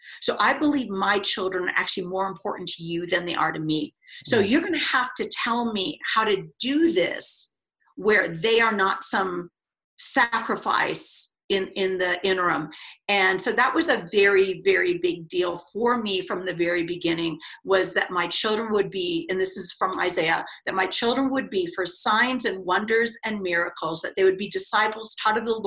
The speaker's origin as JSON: {"language": "English", "town": "West Lafayette", "region": "Indiana", "country": "United States", "tie": "born or raised there", "also_born_or_lived": "Arizona", "moved": "as an adult", "said": "I grew up in Indiana, super conservative, Midwestern town where Purdue University is."}